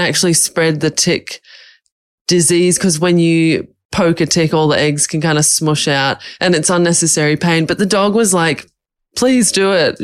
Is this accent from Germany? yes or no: no; Australia; moved away as an adult; now in Bali, Indonesia; I've lived in Bali for five years, but I'm Australian